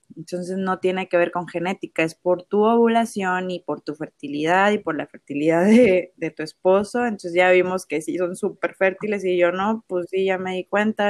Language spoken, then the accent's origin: Spanish; Ciudad Mante, Tamaulipas, Mexico; born or raised there